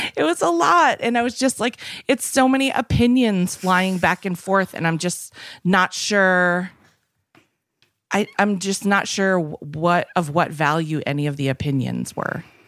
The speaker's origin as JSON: {"language": "English", "region": "Minnesota", "country": "United States", "also_born_or_lived": "Westport, Connecticut", "moved": "yes", "lives_now": "Los Angeles, United States", "said": "I'm from Minnesota"}